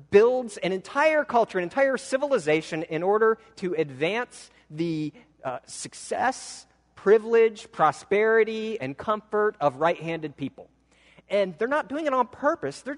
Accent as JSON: {"language": "English", "region": "Midwestern American", "country": "United States", "accent": "Midwestern American", "said": "I speak in what's considered more or less a Midwestern American accent"}